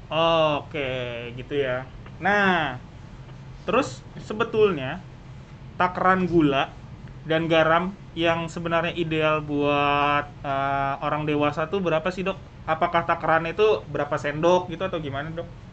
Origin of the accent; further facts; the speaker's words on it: Bekasi, West Java, Indonesia; gua kan warga Bekasi